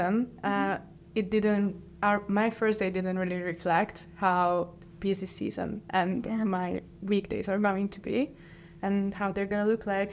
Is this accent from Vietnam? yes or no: no; Hungary; moved away as an adult; now in Switzerland; I come from Hungary